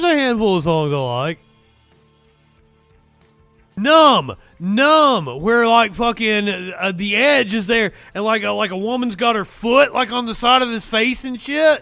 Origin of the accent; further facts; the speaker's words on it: United States; Being an American